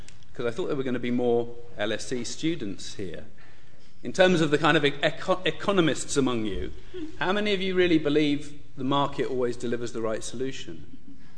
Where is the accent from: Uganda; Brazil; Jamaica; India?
Uganda; moved away; also born or lived in United Kingdom; I was born in Uganda, and then I studied here in the UK. And then a little while after graduating, in 1988, I returned to Uganda